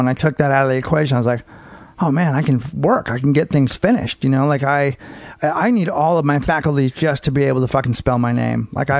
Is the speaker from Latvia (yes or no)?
no; San Francisco, California, United States; also born or lived in Marin; San Francisco and Marin.